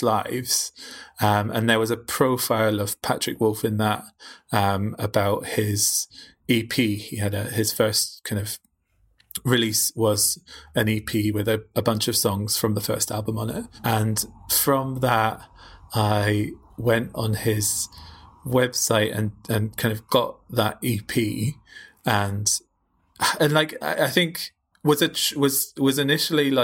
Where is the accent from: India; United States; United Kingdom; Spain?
United Kingdom; Northumberland, North East England; moved away as an adult; also born or lived in Glasgow; I grew up in Northumberland, kind of rural Northumberland